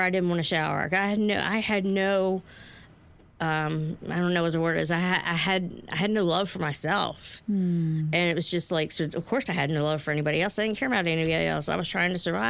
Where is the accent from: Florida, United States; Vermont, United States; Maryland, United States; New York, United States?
Maryland, United States; Baltimore; I grew up in Curtis Bay as a child